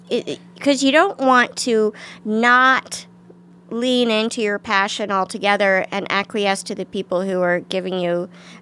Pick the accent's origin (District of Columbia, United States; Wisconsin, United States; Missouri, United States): District of Columbia, United States; Washington; I think pockets of it, you know, but not where I lived. I live in a, of course, nice middle-class neighborhood, but I did take 3 city buses to school.